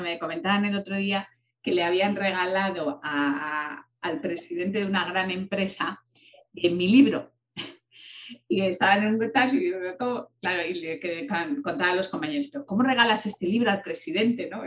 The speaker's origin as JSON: {"language": "Spanish", "town": "Palencia", "region": "Castile and León", "country": "Spain", "moved": "yes", "said": "yo, que soy de Palencia"}